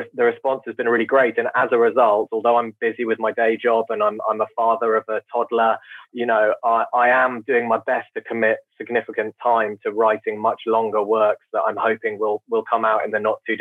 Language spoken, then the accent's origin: English; United Kingdom; I'm very British